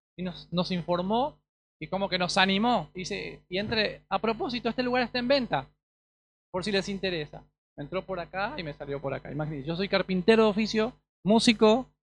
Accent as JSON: {"language": "Spanish", "country": "Paraguay", "also_born_or_lived": "Asunción, Paraguay", "moved": "yes", "lives_now": "Argentina", "said": "hace 12 años que estoy en, Argentina, soy paraguayo"}